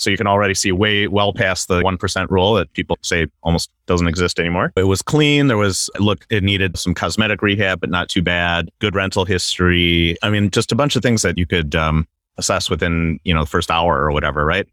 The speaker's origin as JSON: {"language": "English", "region": "Wisconsin", "country": "United States", "moved": "yes", "lives_now": "Southern California, United States", "said": "I'm originally from Wisconsin"}